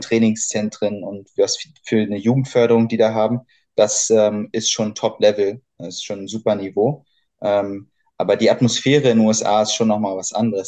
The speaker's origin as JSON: {"language": "German", "region": "Berlin", "country": "Germany", "tie": "born or raised there", "also_born_or_lived": "Oldenburg / Bamberg / Göttingen", "moved": "as an adult", "lives_now": "Heidelberg, Germany", "said": "bin ursprünglich aus Berlin, in mhm. Berlin geboren und dort aufgewachsen."}